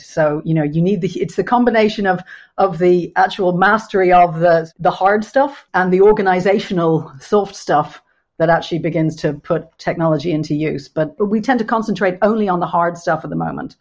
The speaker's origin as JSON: {"language": "English", "town": "Dublin", "region": "Leinster", "country": "Ireland", "tie": "born or raised there", "moved": "as an adult", "lives_now": "London, United Kingdom", "said": "I've lived in London for just over 25 years, and so I was brought up in a much smaller city in Dublin"}